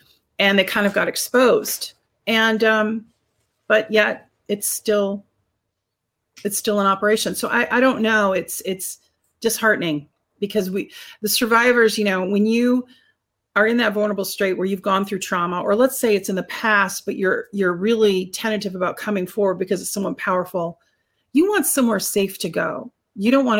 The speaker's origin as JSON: {"language": "English", "country": "United States"}